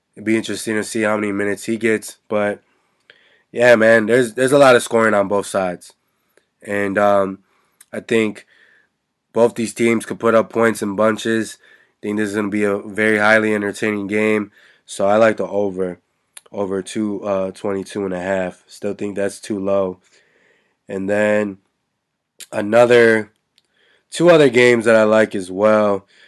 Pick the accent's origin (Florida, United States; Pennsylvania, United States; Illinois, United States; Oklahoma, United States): Illinois, United States; Chicago; my hometown team, the Chicago Bulls